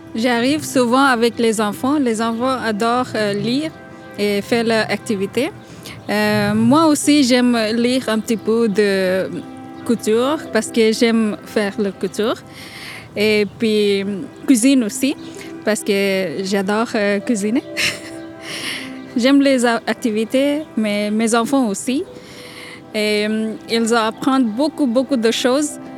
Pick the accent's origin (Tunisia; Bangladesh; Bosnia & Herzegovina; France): Bangladesh; also born or lived in Parc-Extension, Montreal; now in Montreal, Canada; je viens de Bangladesh. Euh, ça fait 25 ans que j'habite euh, Parc Extension.